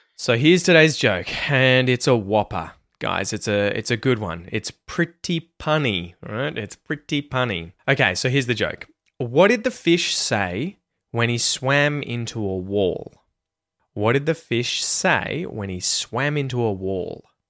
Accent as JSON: {"language": "English", "country": "Australia", "first_language": "English", "said": "as an Australian or a native English speaker"}